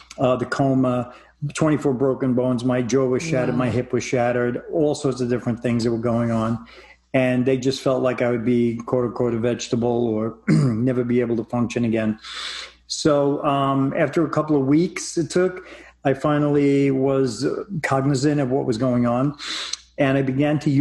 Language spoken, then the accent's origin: English; New York, United States; moved away; moving out of my my home state of New York